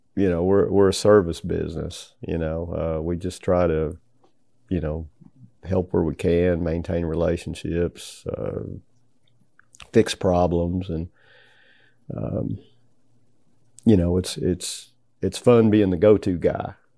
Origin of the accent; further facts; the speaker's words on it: Tennessee, United States; growing up in Tennessee